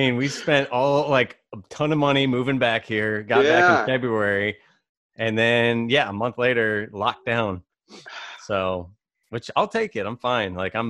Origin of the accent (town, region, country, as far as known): Virginia, United States; born or raised there; moved away as an adult; also born or lived in Simi Valley, California / Atlanta, Georgia; now in Los Angeles, United States